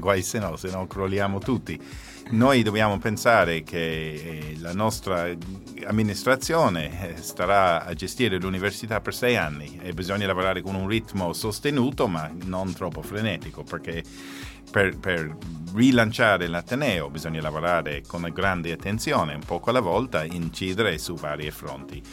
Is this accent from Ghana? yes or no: no; Ireland; now in Italy; sono irlandese